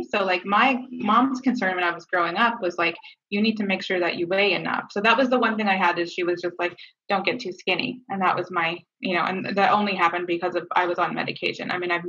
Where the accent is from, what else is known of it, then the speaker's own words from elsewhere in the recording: Canada; I'm Canadian, so we moved around up there